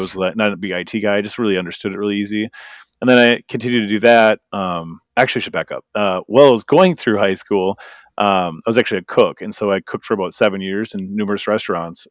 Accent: Green Bay, Wisconsin, United States; moved away; also born or lived in Minnesota; I'm from Green Bay, Wisconsin, so basically eastern Wisconsin

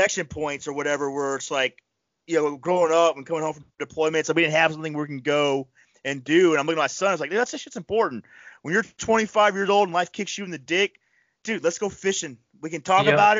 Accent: Panama City, Florida, United States; now in New York, United States; I grew up in Panama City, Florida.

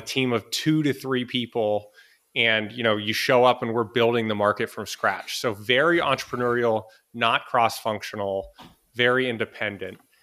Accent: Boston, Massachusetts, United States; moved away as an adult; also born or lived in Los Angeles / San Francisco; I'm originally from Boston in the U S

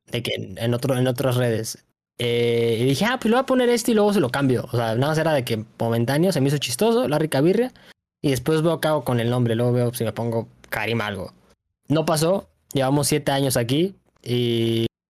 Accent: Mexico City, Mexico; soy de Ciudad de México. Toda mi vida he vivido aquí.

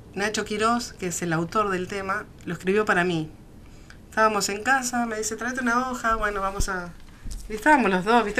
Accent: Neuquén, Argentina; yo soy neuquina hace muchos años, o sea, nací acá y estoy nacida y criada

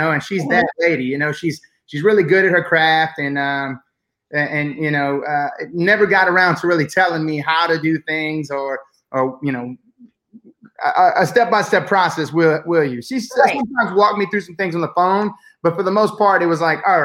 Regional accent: Houma, Louisiana, United States; also born or lived in Thibodaux, Louisiana / Lafayette, Louisiana; I was born in Thibodaux, raised in Houma, and then also spent several years in Lafayette.

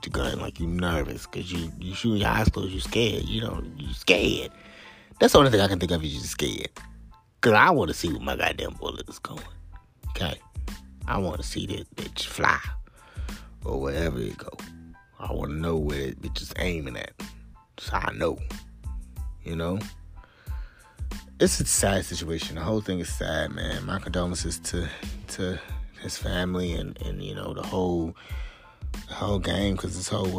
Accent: the South, United States; I'm from the South. I live in the South

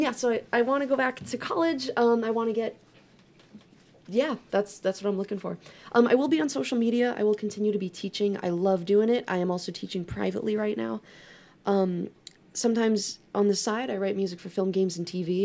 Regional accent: New York, United States; moved away; I'm from New York. We don't say that here

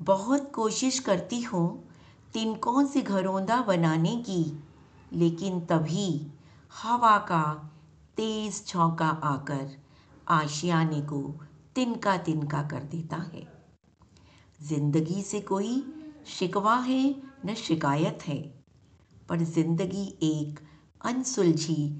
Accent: Delhi, India; दिल्ली से हूँ

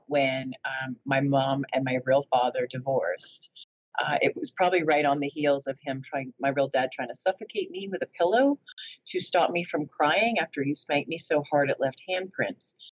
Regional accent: New Jersey, United States; also born or lived in Florida; we moved to New Jersey. We moved from Florida to New Jersey. My childhood at that time seemed like normal stuff

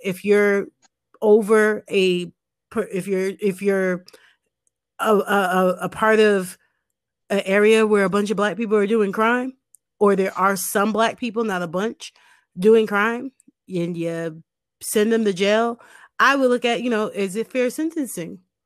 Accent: United States; we're American

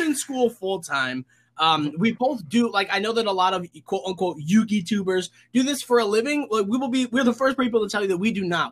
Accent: upstate New York, United States; we're from upstate New York

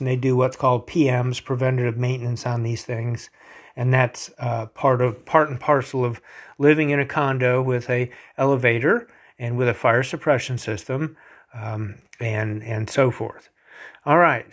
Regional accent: Wilmington, North Carolina, United States; where I grew up in Wilmington, North Carolina

